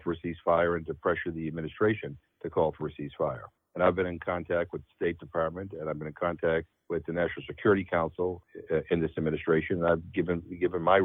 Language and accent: English; Worcester, Massachusetts, United States; I never take anything for granted in my district, especially in my hometown